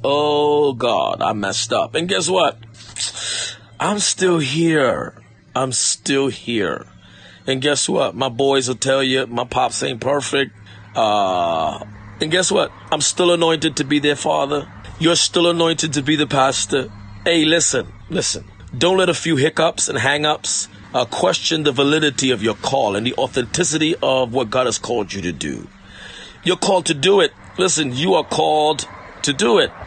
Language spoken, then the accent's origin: English; New York, United States; I'm from New York